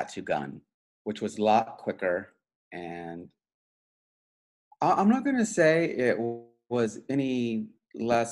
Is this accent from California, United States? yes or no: no; Wichita, Kansas, United States; I grew up in Wichita, Kansas